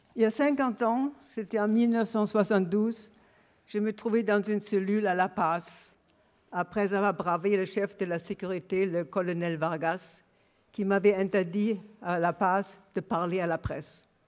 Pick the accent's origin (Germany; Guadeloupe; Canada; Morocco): Germany; Berlin; French is a second language; moved away as an adult; now in France; mon enfance à Berlin m'avait forgé une sensibilité particulière